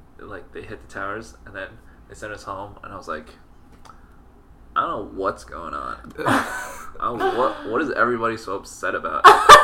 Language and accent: English; New Jersey, United States; Wow, I'm from Jersey.